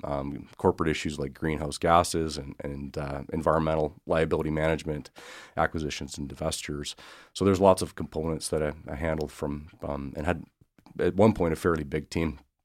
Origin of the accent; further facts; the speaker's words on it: Swift Current, Saskatchewan, Canada; So I'm originally from Swift Current, Saskatchewan.